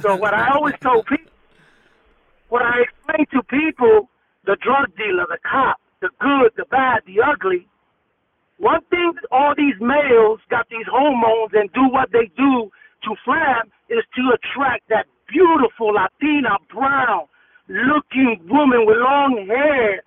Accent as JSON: {"language": "English", "town": "New York City", "region": "New York", "country": "United States", "tie": "born or raised there", "said": "East New York, Brooklyn was the area that I was raised"}